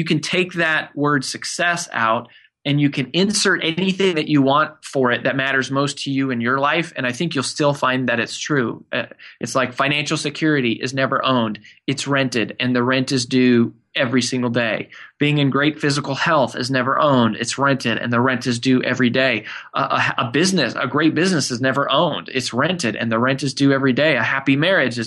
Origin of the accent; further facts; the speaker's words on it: Frederick, Colorado, United States; now in Nashville, United States; I grew up in Colorado in a small town called Frederick